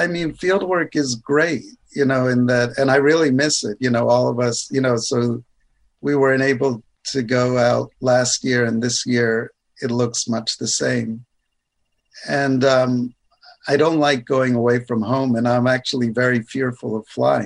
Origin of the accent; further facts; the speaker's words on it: United States; now in Canada; I was born in the States, but now I'm Canadian